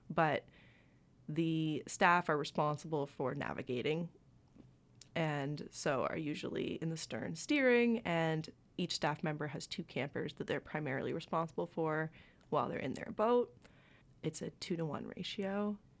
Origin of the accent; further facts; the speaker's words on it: Bancroft, Ontario, Canada; I had a lot of outdoor experience just by growing up in Bancroft, Ontario